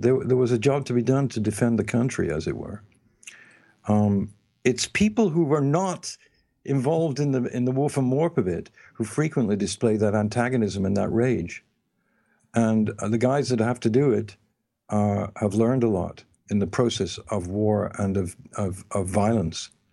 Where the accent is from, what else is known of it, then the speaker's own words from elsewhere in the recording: England, United Kingdom; moved away; when I was living in England, growing up in England